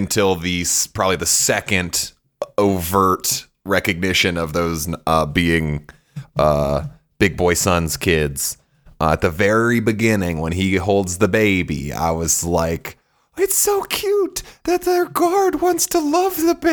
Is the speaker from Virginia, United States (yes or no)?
yes; Virginia, United States; now in Colorado, United States; I am from Virginia